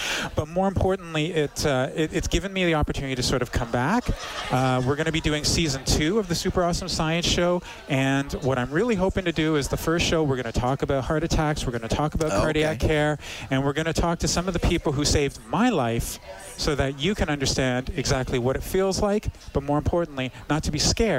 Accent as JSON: {"language": "English", "town": "Toronto", "region": "Ontario", "country": "Canada", "lives_now": "Edmonton, Canada", "said": "I come from Toronto."}